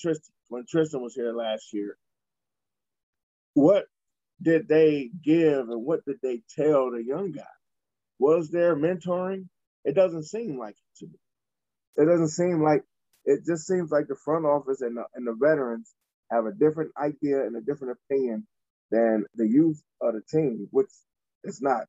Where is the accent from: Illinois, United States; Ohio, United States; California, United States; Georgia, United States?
Ohio, United States; Cleveland; we're from Cleveland